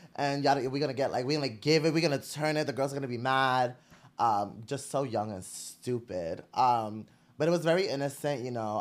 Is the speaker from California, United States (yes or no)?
no; New York City, New York, United States; I was born and raised in Brooklyn